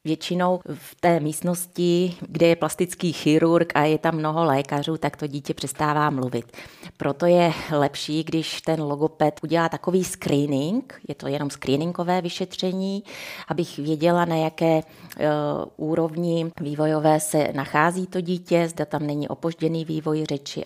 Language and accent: Czech; Ore Mountains, Czechia; moved away; also born or lived in Prague; pocházím z Krušných hor